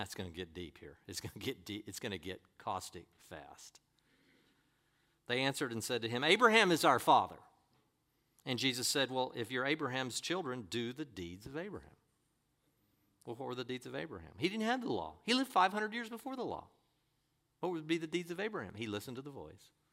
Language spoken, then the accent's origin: English; United States